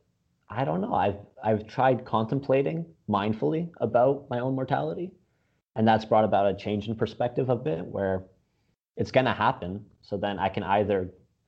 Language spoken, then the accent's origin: English; Windsor, Ontario, Canada; also born or lived in Bosnia; now in Toronto, Canada; I grew up in Windsor